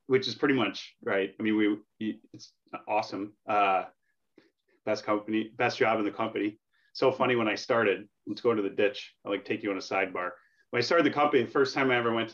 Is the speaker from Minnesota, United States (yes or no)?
yes; Minnesota, United States; moved away as an adult; also born or lived in New Hampshire; I'm from Minnesota